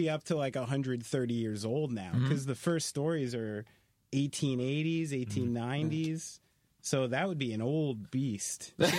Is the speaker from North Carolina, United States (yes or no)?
no; Somerville, New Jersey, United States; also born or lived in New Brunswick, New Jersey; I'm from that area, yeah. I'm from Somerville, like Somerset County. And then, yeah, I lived in, like, New Brunswick area for, like, a decade.